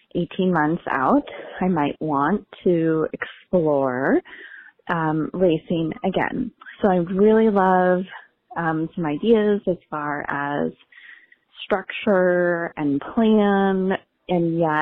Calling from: Shoreview, Minnesota, United States; I am calling from Shoreview, Minnesota.

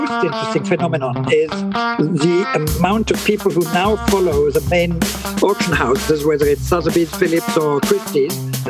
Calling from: Monaco; I am zooming in from Monaco.

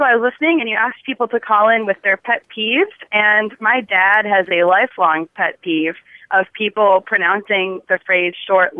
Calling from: Duluth, Minnesota, United States; Well, I live in Urbana, Illinois, but I'm calling from Duluth, Minnesota.

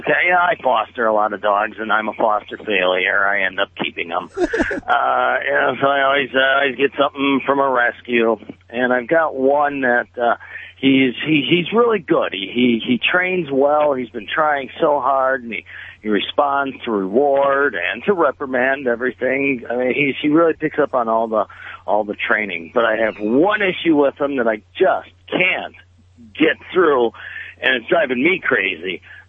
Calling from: Milwaukee, Wisconsin, United States; The nice temperate area of Milwaukee, Wisconsin.

